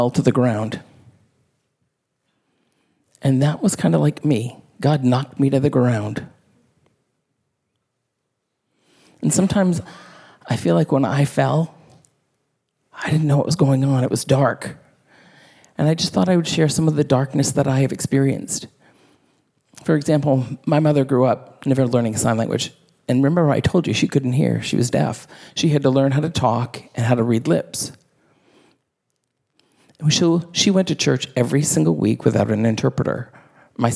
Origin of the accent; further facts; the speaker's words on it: the South, United States; I grew up in the South